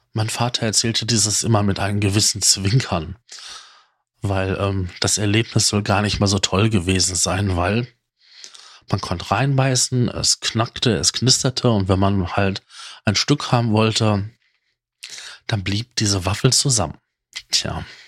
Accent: North Rhine-Westphalia, Germany; bei uns in Nordrhein-Westfalen

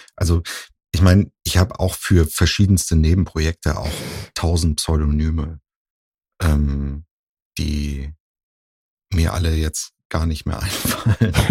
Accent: Husum, Schleswig-Holstein, Germany; now in Cologne, Germany

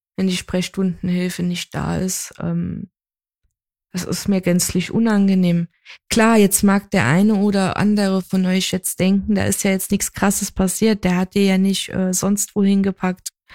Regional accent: Saarland, Germany; ich ja halt gebürtige Saarländerin bin

